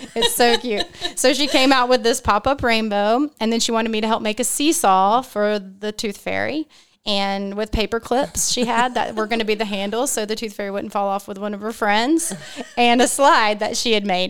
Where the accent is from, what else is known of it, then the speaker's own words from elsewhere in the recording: Wilmington, United States; I'm from Wilmington